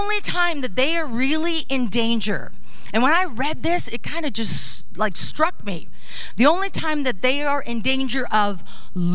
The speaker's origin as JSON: {"language": "English", "country": "Netherlands", "tie": "born or raised there", "moved": "yes", "said": "I was born in the Netherlands"}